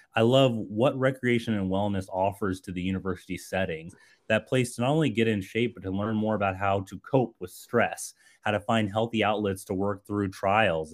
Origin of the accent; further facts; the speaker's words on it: Colorado Springs, Colorado, United States; I grew up in Colorado Springs